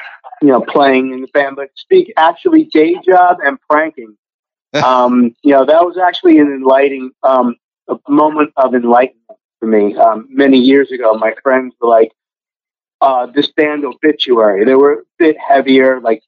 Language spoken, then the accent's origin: English; New York, United States; Now I'm from New York and self-taught bass playing for about 10 years.